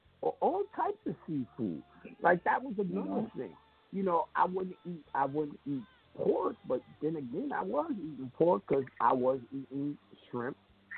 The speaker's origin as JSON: {"language": "English", "region": "New York", "country": "United States", "said": "I'm a New Yorker. What do you mean I can't eat no pizza?"}